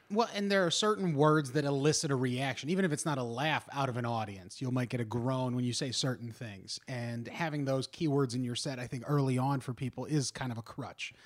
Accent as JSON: {"language": "English", "area": "Kentucky area", "region": "Southwest Ohio", "country": "United States", "tie": "born or raised there", "moved": "yes", "said": "we both grew up in Southwest Ohio, Kentucky area"}